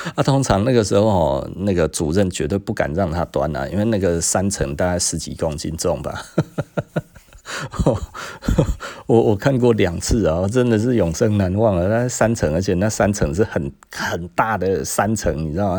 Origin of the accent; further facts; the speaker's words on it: Taiwan; 我们台湾人